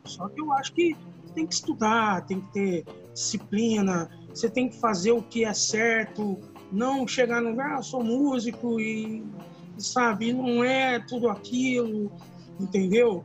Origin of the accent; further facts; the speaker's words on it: Campinas, São Paulo, Brazil; nós somos de Campina